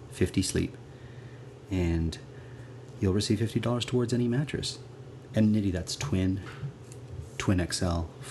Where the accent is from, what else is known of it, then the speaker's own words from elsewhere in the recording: Toronto, Ontario, Canada; I'm from Toronto, and we're recording this episode in Toronto